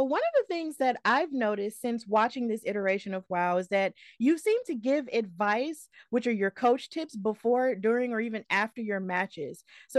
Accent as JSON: {"language": "English", "region": "Alabama", "country": "United States", "said": "I'm from Alabama"}